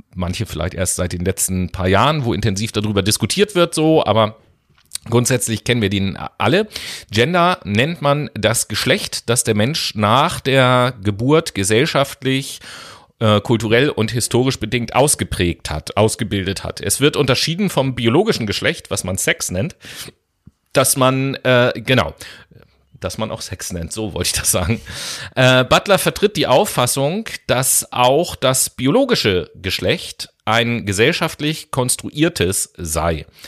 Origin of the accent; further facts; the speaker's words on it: Germany; bei uns in Deutschland